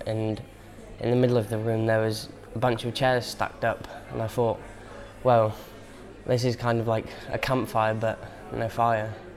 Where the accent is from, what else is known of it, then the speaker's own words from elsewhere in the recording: Bangor, Wales, United Kingdom; also born or lived in Bethesda; I was brought up in Bangor, Bethesda